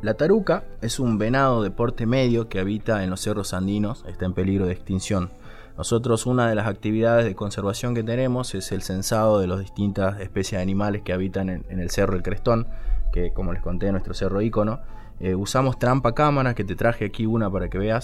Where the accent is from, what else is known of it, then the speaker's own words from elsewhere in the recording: Salta, Argentina; yo soy salteño